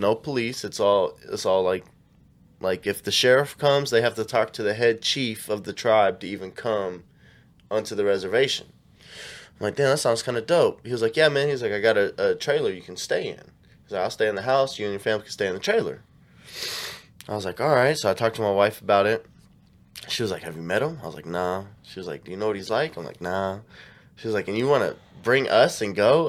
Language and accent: English; Kansas City, United States